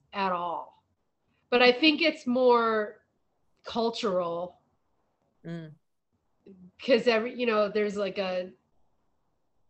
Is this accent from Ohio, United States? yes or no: yes; Northeast Ohio, United States; moved away; I grew up in Northeast Ohio, which was very wooded